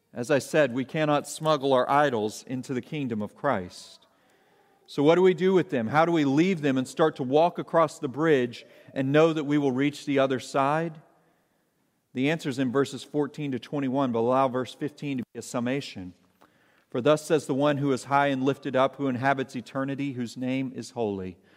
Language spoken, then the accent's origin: English; Arkansas, United States; I grew up in Arkansas